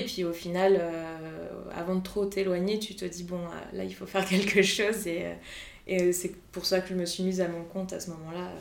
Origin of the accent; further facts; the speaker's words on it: Brittany, France; also born or lived in Montauban; now in Nantes, France; Moi, je suis bretonne à la base